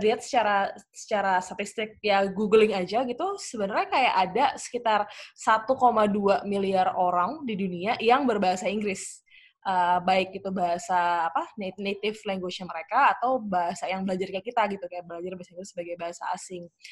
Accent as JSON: {"language": "Indonesian", "region": "Jakarta", "country": "Indonesia", "tie": "born or raised there", "also_born_or_lived": "Surabaya / United Kingdom", "said": "lahirnya di Surabaya, terus dari kecil dari SD gitu tinggalnya di Jakarta"}